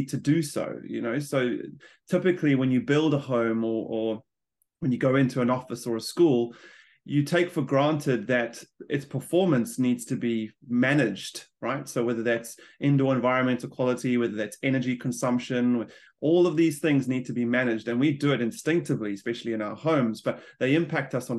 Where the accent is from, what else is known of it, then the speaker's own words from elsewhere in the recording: South Africa; moved away as an adult; now in New Zealand; I'm a South African immigrant, like a lot of New Zealanders now, and I've been in New Zealand for the last 12 years.